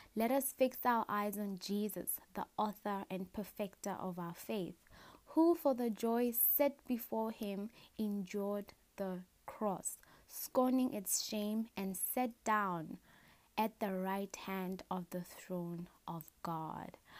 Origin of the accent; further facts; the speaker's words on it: Matangwani, Botswana; I'm a girl from Africa. In Africa, there's a country called Botswana, just above South Africa on the map. And in Botswana, I am from Matangwani. That is um, a, a village, sorry, that is a village in Botswana and the tribe that stays there, we are called Kalanga